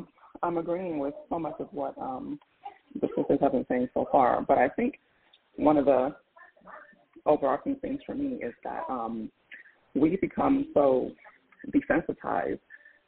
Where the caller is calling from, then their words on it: Philadelphia, Pennsylvania, United States; Good morning. … I'm calling from Philadelphia.